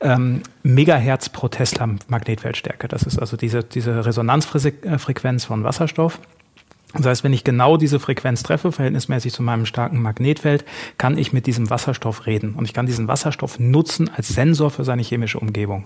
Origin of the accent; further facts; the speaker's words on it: North Rhine-Westphalia, Germany; moved away as an adult; also born or lived in Essen; wollte dann ein bisschen wieder in Richtung alte Heimat. Ich komme aus Südwestfalen